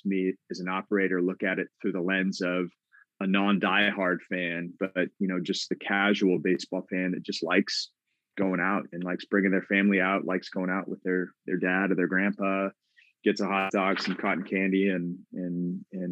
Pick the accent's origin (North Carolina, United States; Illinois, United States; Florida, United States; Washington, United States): Washington, United States; Tacoma; I grew up in Tacoma, went to high school there